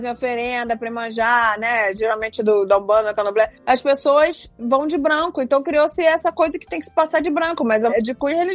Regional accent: Rio de Janeiro, Brazil; moved away; Eu passei a vida inteira no Rio de Janeiro, sou carioca. E a vida inteira a gente passou na praia, vendo os fogos de Copacabana. Essa é a nossa realidade. E depois que eu me mudei do Rio, nunca mais passei na praia.

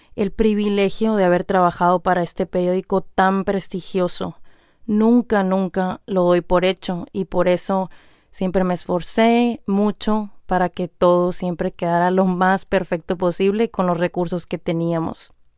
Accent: Hermosillo, Sonora, Mexico; moved away; ahí en Hermosillo, Sonora, México, de donde yo soy

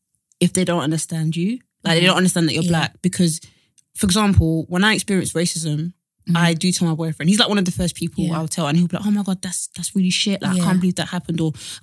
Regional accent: Nigeria; Like, you know, I'm black, I'm Nigerian, you know, racism happens, all this stuff.

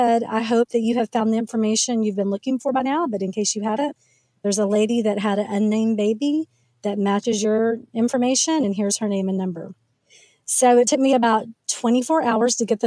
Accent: Oklahoma, United States; moved away; also born or lived in Frisco, Texas; I was raised in Oklahoma

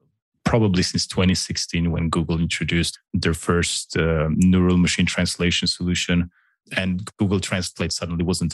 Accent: Slovenia; English is a second language; I'm from Slovenia.

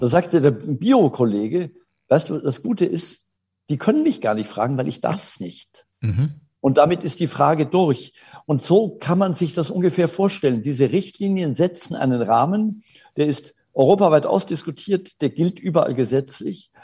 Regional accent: Germany; bei uns in Deutschland

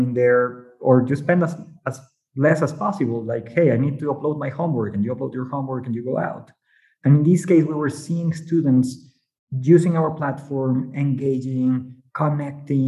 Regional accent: Mexico; English is a second language; maybe by my accent, you might know I'm from Mexico

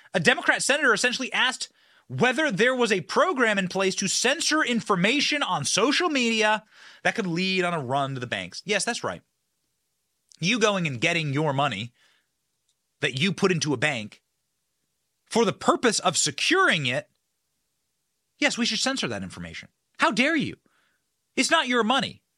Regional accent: Iowa, United States; I'm also from Iowa

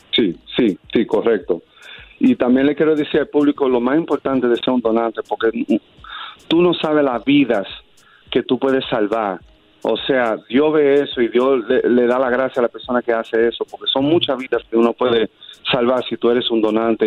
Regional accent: New York City, New York, United States; soy dominicano, soy un nativo de la ciudad de Nueva York

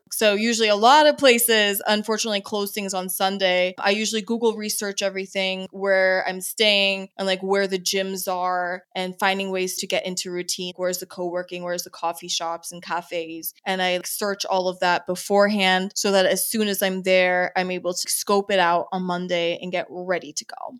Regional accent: San Antonio, Texas, United States; moved away as an adult; also born or lived in Andrews Air Force Base, Maryland; we moved there when I was five, and I basically stayed there until I headed out to college.

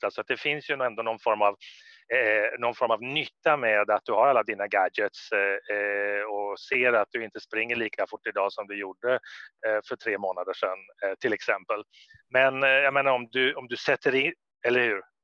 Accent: Sweden; moved away as an adult; jag är ju svensk och jag kommer tillbaka till mitt land, Sverige

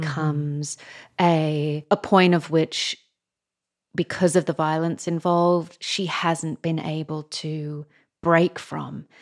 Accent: Australia; as an Australian

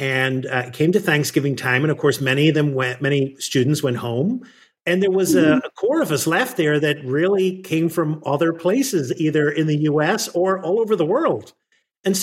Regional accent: Ireland; moved away as an adult; now in United States; I grew up in Ireland and came here, just a little over 30 years.

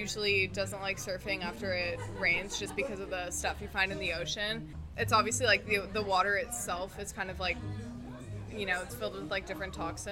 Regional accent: Santa Monica, California, United States; I'm from Santa Monica, so I've lived here my entire life

